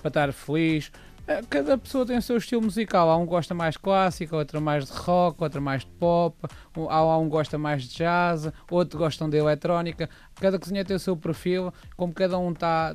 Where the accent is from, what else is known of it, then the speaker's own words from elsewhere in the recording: Coimbra, Centro, Portugal; eu sou de Coimbra